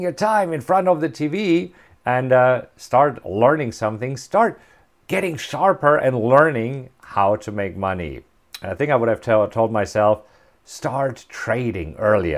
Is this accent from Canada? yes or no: no; Germany; moved away; I'm German. I grew up in Germany, and growing up in Germany